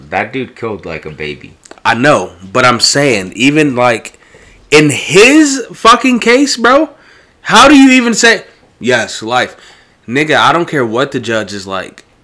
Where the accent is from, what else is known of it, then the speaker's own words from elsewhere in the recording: Bosnia & Herzegovina; Bosnia. I'm Bosnian. You're Pakistani.